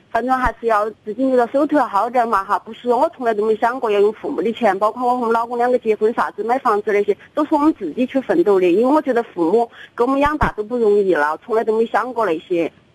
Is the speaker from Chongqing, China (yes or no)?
yes; Chongqing, China; accent: Chongqing dialect; 我就说重庆话